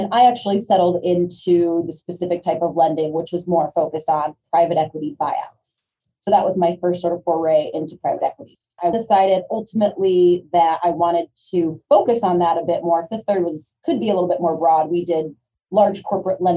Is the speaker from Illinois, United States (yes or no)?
yes; Chicago, Illinois, United States; I grew up in Chicago. I went to school at the University of Illinois. I got my first job back downtown Chicago, very Midwest centric